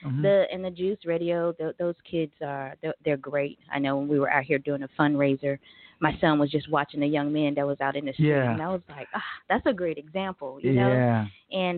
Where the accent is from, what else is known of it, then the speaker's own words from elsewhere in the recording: Jackson, Mississippi, United States; also born or lived in Texas / Arizona; now in Tulsa, United States; Yes, that's my hometown.